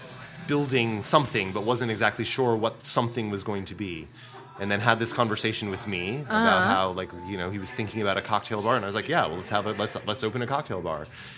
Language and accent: English; Boston, Massachusetts, United States; now in Brooklyn, United States